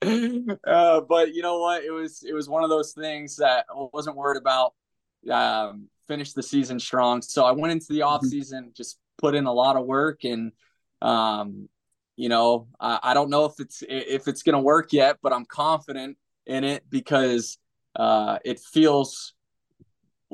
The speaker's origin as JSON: {"language": "English", "region": "Florida", "country": "United States", "said": "I'm from Florida"}